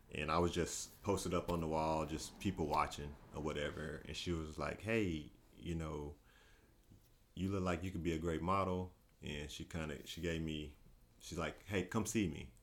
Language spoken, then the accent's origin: English; Paris, Texas, United States; moved away as an adult; now in Dallas, United States; I grew up in Paris, Texas